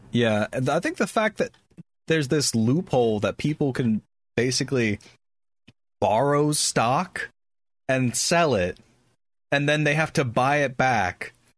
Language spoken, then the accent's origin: English; United States; as an American, that's how I eat all dinner